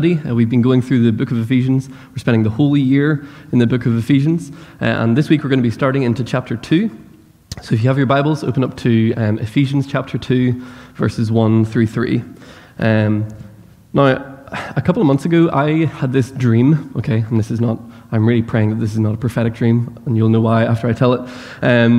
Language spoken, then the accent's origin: English; Northern Ireland, United Kingdom; accent: Northern Irish; moved away as an adult; now in United States; I grew up in Northern Ireland